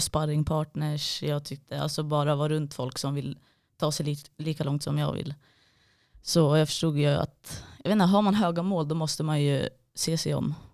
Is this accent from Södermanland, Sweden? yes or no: no; Gävle, Gävleborg County, Sweden; now in Malmö, Sweden; egentligen från en liten by utanför Gävle